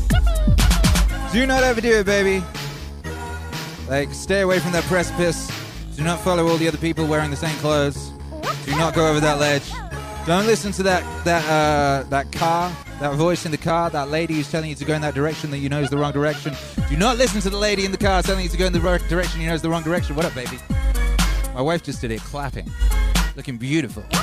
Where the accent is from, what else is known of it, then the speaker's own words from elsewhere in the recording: United Kingdom; I'm British